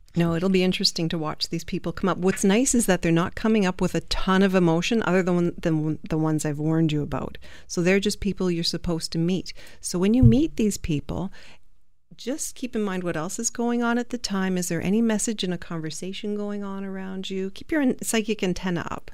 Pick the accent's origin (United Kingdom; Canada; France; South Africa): United Kingdom; England; I'm English. Well, I'm half Italian